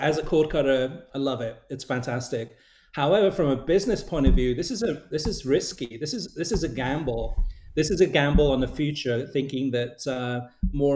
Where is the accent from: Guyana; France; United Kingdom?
United Kingdom; moved away; I'm originally from the UK